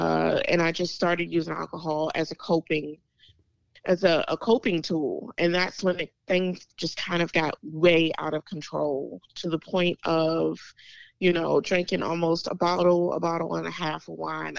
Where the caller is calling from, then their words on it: Chesterfield, Virginia, United States; I am calling from Chesterfield, Virginia, a little bit outside of Richmond, Virginia.